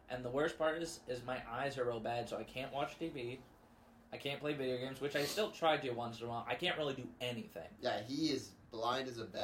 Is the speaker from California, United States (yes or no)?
no; Festus, Missouri, United States; I am from Festus. I've moved around a lot